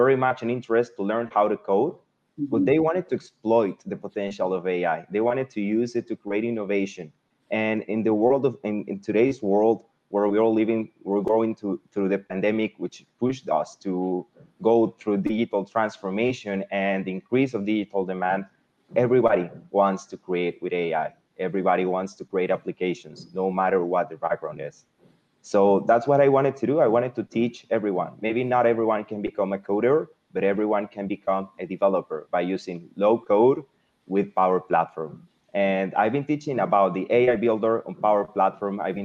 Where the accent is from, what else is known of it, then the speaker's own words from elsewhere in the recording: Venezuela; English is a second language; moved away as an adult; now in Mexico; I was born in Venezuela, but I decided to come to Mexico to do my bachelor's degree